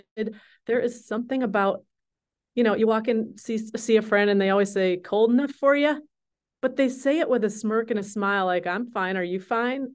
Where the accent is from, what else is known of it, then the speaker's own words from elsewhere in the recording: Minnesota, United States; moved away as an adult; also born or lived in Colorado / Cambridge, England / Missoula, Montana / Seattle; I grew up in Minnesota, born and raised through high school